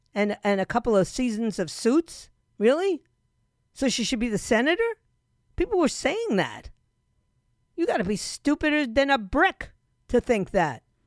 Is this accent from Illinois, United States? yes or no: no; New York City, New York, United States; moved away; my hometown, the town I was raised in, which has now become unbelievably unrecognizable to me. And that's New York City.